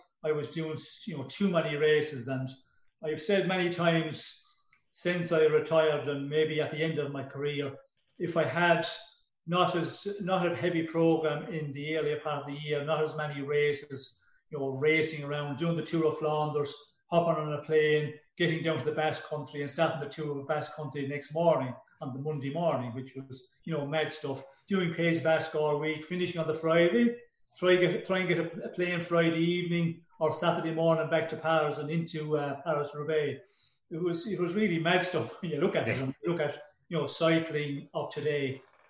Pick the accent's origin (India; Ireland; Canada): Ireland; moved away as an adult; when I came from Ireland in 74 and went abroad to ride some races